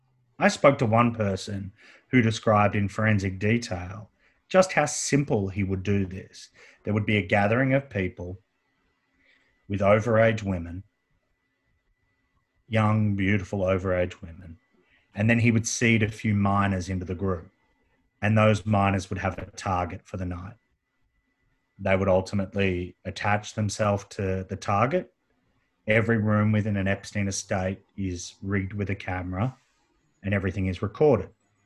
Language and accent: English; United States; we as American citizens